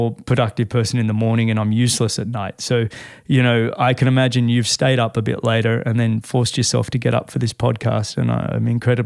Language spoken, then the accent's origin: English; Sydney, New South Wales, Australia; moved away; My hometown. I grew up in Mossman and then Manly